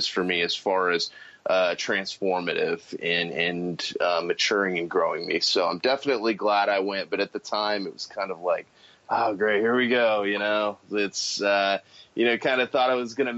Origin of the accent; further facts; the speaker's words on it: San Antonio, Texas, United States; I grew up in San Antonio, Texas, Military City, USA